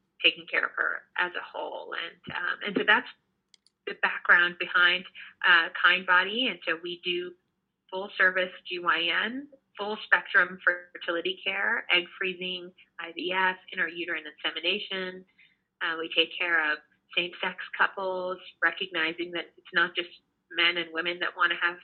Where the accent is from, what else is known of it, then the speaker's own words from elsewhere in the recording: Houston, Texas, United States; moved away as an adult; now in New York, United States; I grew up in Houston, Texas